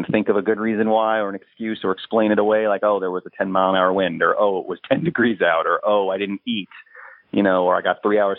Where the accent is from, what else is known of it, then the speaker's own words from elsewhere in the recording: New York, United States; I'm native New Yorker